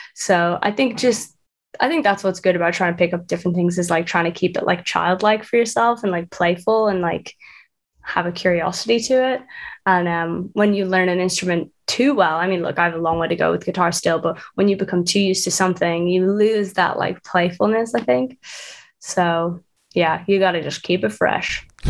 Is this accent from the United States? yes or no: no; Dublin, Leinster, Ireland; now in London, United Kingdom; I'm from Dublin, and I live in London